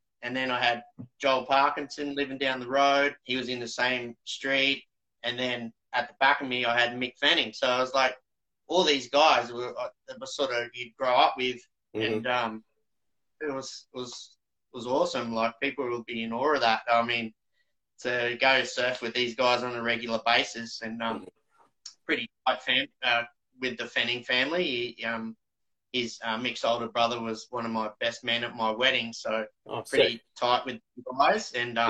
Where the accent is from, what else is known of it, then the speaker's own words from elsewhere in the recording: New South Wales, Australia; So I grew up at a little town south of D-Bar when I was a grommet.